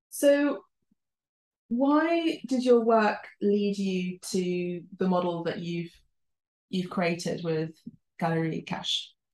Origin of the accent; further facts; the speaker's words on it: London, United Kingdom; first language Spanish and Italian; English is a second language; I was born in London and raised in London